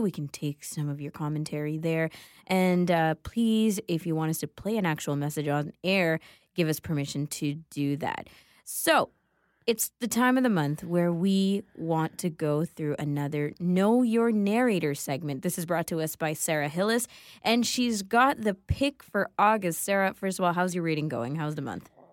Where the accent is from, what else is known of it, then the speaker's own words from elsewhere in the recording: Canada; also born or lived in Sri Lanka; though I grew up in Canada, most of my childhood was spent here